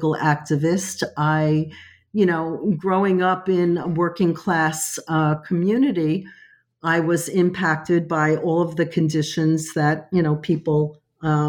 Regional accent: New York City, New York, United States; also born or lived in Alabama / Long Island; came to New York when I was 3 months old and grew up in a, you know, Italian-American and Puerto Rican community in Brooklyn.

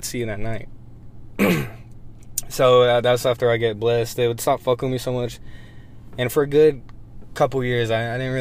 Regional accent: Monahans, Texas, United States; growing up in Monahans

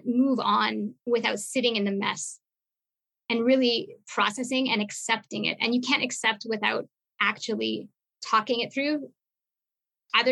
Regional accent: Montreal, Quebec, Canada; I come from Montreal.

